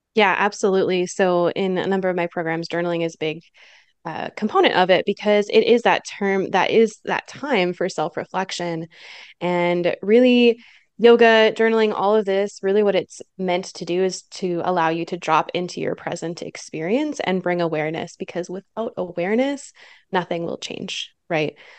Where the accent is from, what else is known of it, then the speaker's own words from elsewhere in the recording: Michigan, United States; now in Utah, United States; I'm originally from Michigan in the Midwest